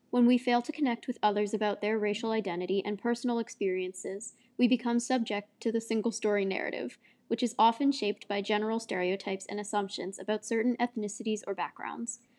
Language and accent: English; Virginia, United States; born there; now in Boston, United States; I'm, I'm a Southerner by by birth and and I've lived up here for many decades in the Boston area.